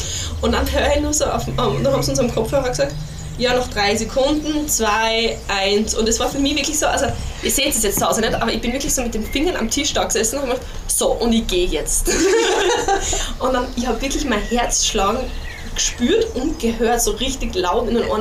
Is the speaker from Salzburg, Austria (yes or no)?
no; Styria, Austria; ich bin ja Steirerin